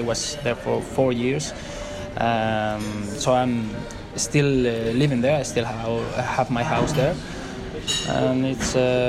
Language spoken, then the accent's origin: English; Madrid, Community of Madrid, Spain; Since I'm a little child, and in my family everybody was supporting Real Madrid.